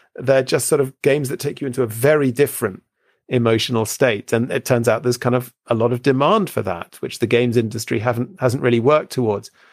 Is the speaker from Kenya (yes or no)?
no; United Kingdom; I grew up here in Britain